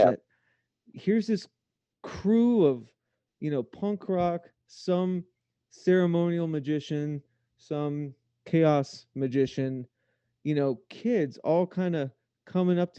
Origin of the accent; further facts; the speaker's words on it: United States; I'm American.